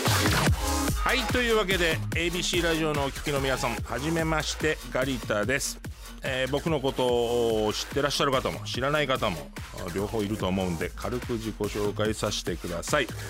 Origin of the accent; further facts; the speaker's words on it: Osaka, Japan; moved away; 大阪出身なんで